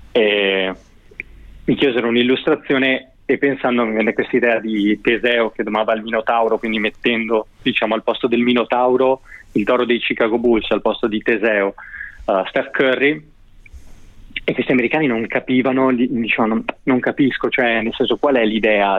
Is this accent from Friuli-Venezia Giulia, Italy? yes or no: no; Veneto, Italy; essendo io veneto